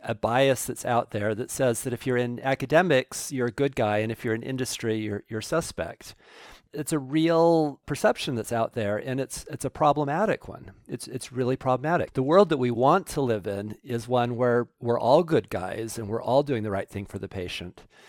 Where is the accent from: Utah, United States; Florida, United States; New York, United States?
Utah, United States; Salt Lake City; I grew up in Salt Lake City